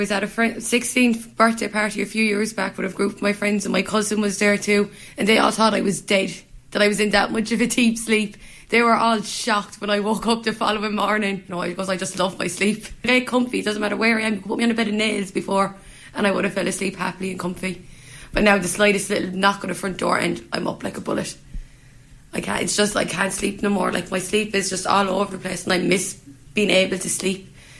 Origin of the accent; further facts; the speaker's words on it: Limerick, Munster, Ireland; This is my hometown. And I can't even walk those streets without feeling fear